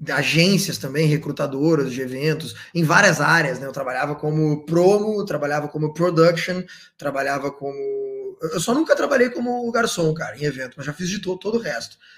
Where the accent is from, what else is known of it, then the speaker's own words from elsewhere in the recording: Porto Alegre, Rio Grande do Sul, Brazil; moved away as an adult; also born or lived in Santa Maria, Brazil; now in Australia; Fui para Santa Maria, sou de Porto Alegre, mas fui para Santa Maria